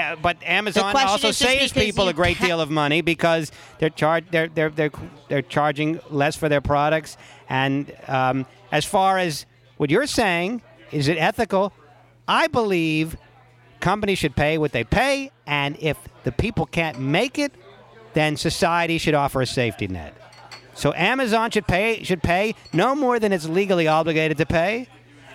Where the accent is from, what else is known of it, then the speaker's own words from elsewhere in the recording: New York area, United States; I'm a Jew from the New York area.